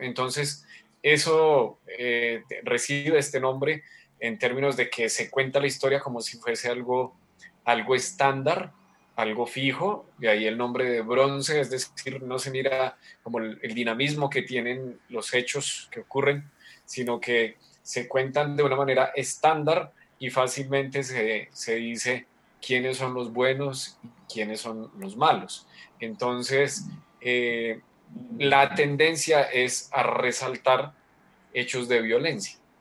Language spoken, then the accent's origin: Spanish; Colombia; soy colombiano